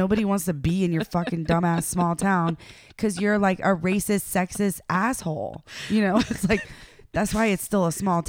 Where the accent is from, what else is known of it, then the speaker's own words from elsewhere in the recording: the South, United States; I'm from the South.